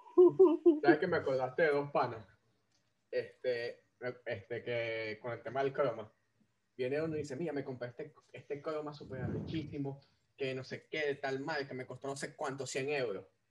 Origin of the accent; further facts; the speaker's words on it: Caracas, Capital District, Venezuela; moved away as an adult; also born or lived in Maracaibo; yo soy de Caracas, pero los últimos años viví en Maracaibo